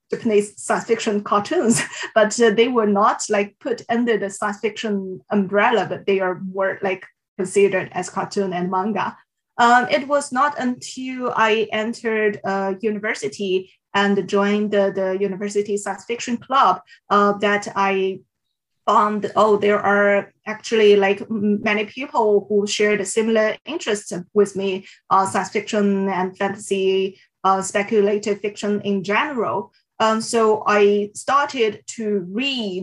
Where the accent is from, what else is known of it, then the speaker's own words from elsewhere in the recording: Shanghai, China; English is a second language; moved away as an adult; now in Oslo, Norway; I come from Shanghai, which is my hometown. And also I have been living here for 30 years before I moved to Oslo by the end of last year